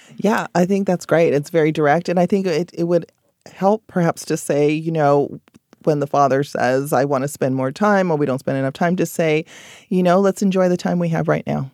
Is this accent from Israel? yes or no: no; Belize; moved away